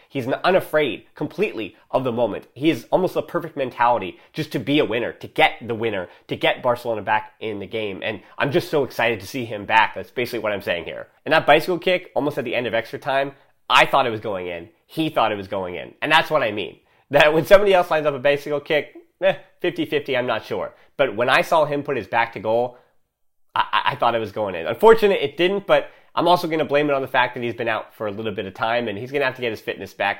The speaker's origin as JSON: {"language": "English", "country": "United States", "said": "as an American"}